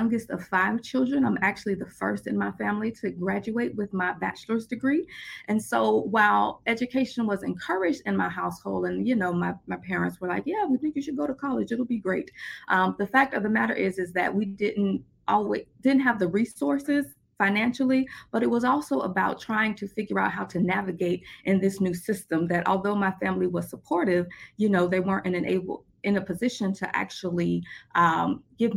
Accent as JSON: {"language": "English", "town": "Boynton Beach", "region": "Florida", "country": "United States", "tie": "born or raised there", "accent": "Southern twang", "said": "So I was born and raised in Boynton Beach, Florida"}